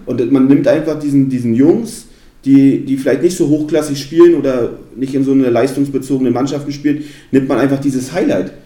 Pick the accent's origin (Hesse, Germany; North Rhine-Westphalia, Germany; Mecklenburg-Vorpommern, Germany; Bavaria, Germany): Mecklenburg-Vorpommern, Germany; Neustrelitz; also born or lived in Suhl, Thuringia / Perleberg, Brandenburg; Und dann sind wir ja, ins beschauliche Neustrelitz gezogen